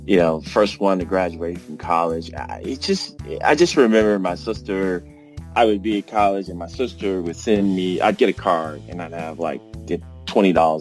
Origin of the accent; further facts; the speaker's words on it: Cleveland, Ohio, United States; I grew up in Cleveland